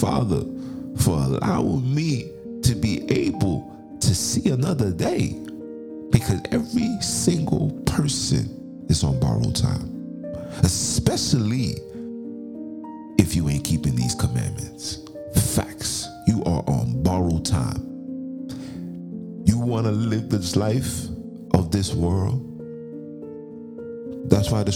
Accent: United States; being an American

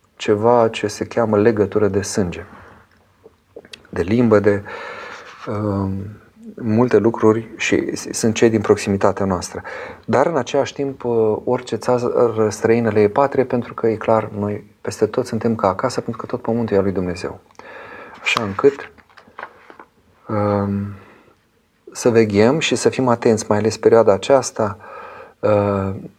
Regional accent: Romania; eu sunt român și prin aceasta sunt european

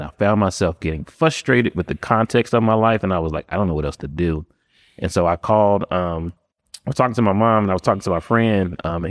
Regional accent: Pennsylvania, United States; born there; also born or lived in Florida; So born in Pennsylvania, lived in Florida, all of m

